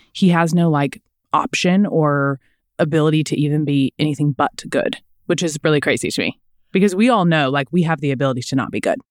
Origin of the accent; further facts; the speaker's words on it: Kansas City, Missouri, United States; We're from Kansas City